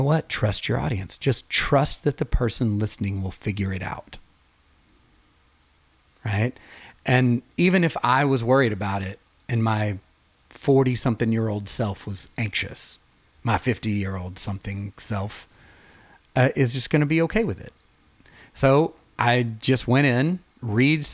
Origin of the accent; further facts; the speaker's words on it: East Tennessee, United States; I'm from East Tennessee